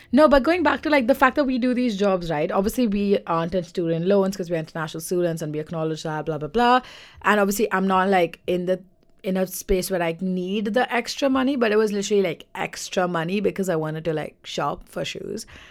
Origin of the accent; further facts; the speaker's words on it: India; now in London, United Kingdom; I'm Indian